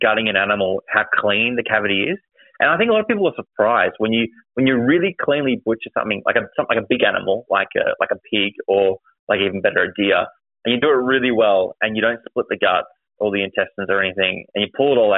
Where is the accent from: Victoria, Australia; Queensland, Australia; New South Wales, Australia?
Victoria, Australia; being an Aussie and Australian and a Vic hunter